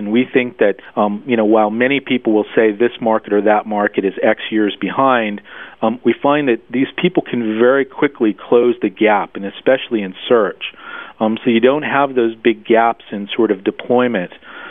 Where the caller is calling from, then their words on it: Munich, Bavaria, Germany; No, actually, I'm rarely in Connecticut. I'm actually in Munich, Germany.